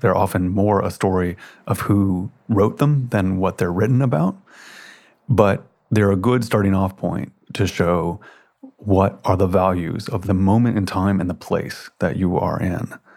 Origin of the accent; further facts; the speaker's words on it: Memphis, Tennessee, United States; moved away; I spent a lot of time growing up in Memphis, Tennessee